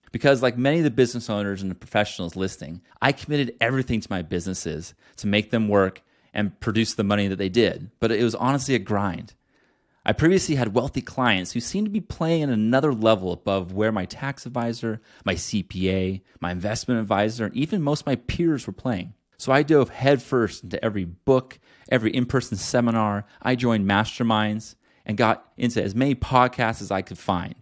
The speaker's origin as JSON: {"language": "English", "region": "Northern California above Sacramento", "country": "United States", "tie": "born or raised there", "said": "I grew up in Northern California above Sacramento."}